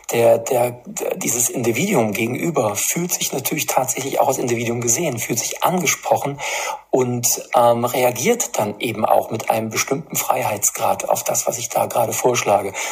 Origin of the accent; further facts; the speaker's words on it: Erfurt, Thuringia, Germany; wenn sich Städte, wie es auch in meiner Heimatstadt der Fall ist, in, in Erfurt äh, zu einem grundsätzlichen Leinenzwang verpflichtet sehen